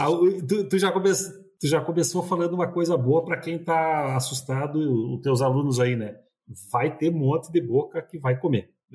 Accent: Passo Fundo region, northwest Rio Grande do Sul, Brazil; a gente é do interior do Rio Grande do Sul, no, noroeste do Rio Grande do Sul. E ali na região de Passo Fundo

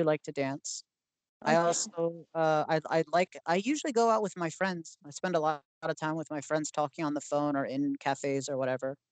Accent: Maryland, United States; I grew up in Maryland. That's where I was raised.

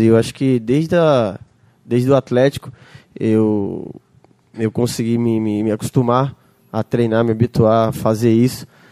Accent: Northeast Region, Brazil; como eu sou nordestino

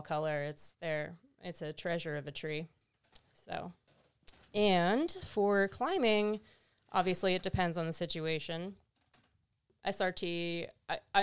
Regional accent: Central Florida, United States; now in Eugene, United States; I'm from Florida, like Central Florida too

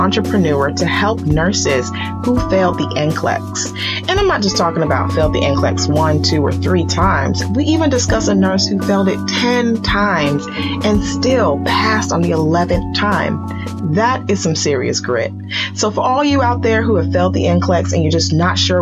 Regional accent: Nigeria; I am Nigerian

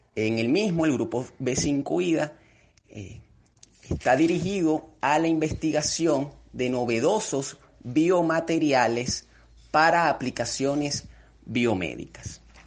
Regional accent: Venezuela; los venezolanos estamos comprometidos con el desarrollo científico y tecnológico

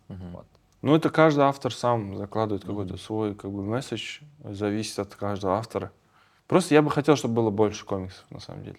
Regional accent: Kazakhstan; мы, казахи, очень креативный народ

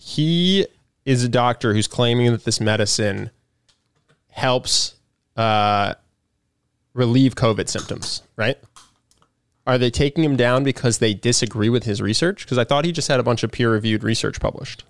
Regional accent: Philadelphia, Pennsylvania, United States; I'm from Philly. I'm a Philly sports fan

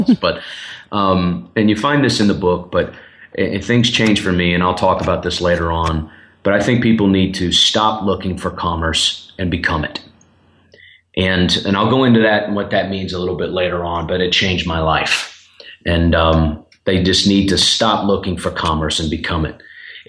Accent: Charlotte, North Carolina, United States; also born or lived in Boston / Birmingham; now in Nashville, United States; I'm originally from Charlotte, North Carolina. I live here in Nashville now. I've been here for 11 years with short stops in Boston, Massachusetts, and Birmingham, Alabama

